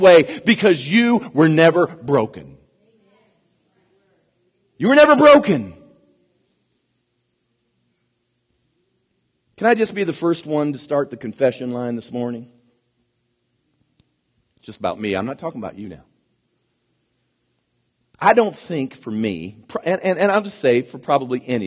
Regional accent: United States; I'm an American myself

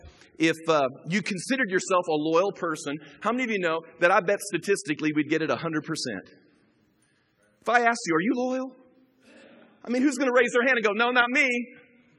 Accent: Chicago, Illinois, United States; moved away; I grew up in the Chicago area

